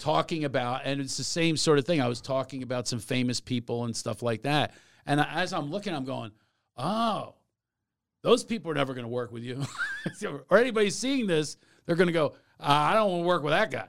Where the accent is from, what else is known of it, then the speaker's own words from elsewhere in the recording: Philadelphia, Pennsylvania, United States; I'm from Mount Airy